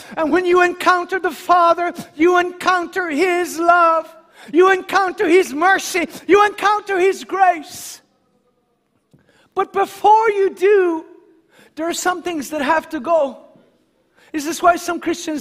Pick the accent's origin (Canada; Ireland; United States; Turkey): Ireland; myself as an Irishman